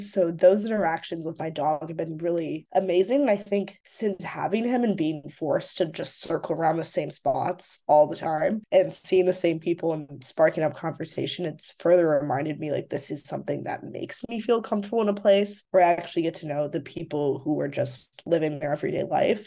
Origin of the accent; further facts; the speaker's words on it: Chicago, Illinois, United States; moved away as an adult; now in Brooklyn, United States; I grew up in Rogers Park